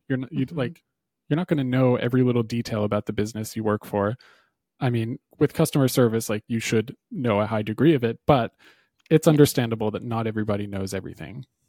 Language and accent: English; New Hampshire, United States; where I grew up in New Hampshire